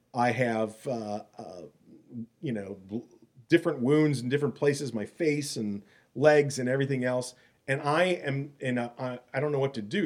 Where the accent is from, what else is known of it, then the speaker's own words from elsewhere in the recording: Milwaukee, Wisconsin, United States; moved away; I was from Milwaukee